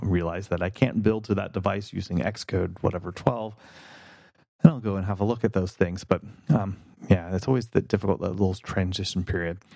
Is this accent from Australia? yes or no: no; North Carolina, United States; moved away as an adult; also born or lived in New York; now in California, United States; I was born in North Carolina and spent my adolescence here